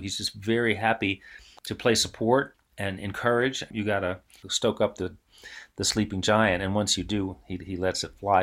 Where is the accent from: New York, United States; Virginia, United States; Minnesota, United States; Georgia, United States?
New York, United States; New York City; I grew up in New York City